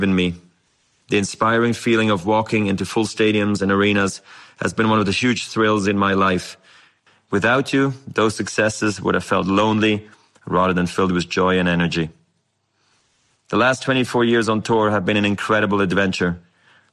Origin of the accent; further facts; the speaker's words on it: Basel, Basel-Stadt, Switzerland; I was a ball kid in my hometown of Basel